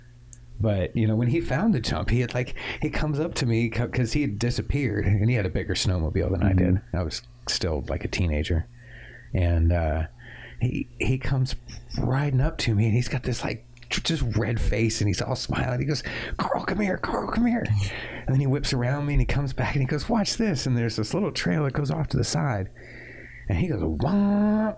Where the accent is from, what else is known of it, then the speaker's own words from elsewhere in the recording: outside of Toronto, Ontario, Canada; I was born and raised in Toronto, Canada